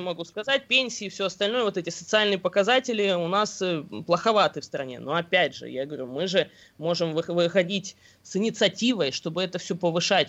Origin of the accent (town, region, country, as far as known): Bashkortostan, Russia